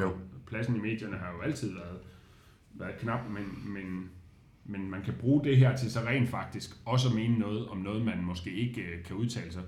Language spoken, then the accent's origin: Danish; Odense, Southern Denmark, Denmark; moved away as an adult; now in Aarhus, Denmark; jeg er vokset op i Odense